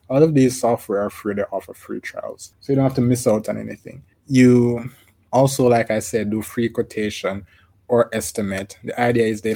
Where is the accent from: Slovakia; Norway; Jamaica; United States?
Jamaica; I'm from Jamaica. We say thieves and robbers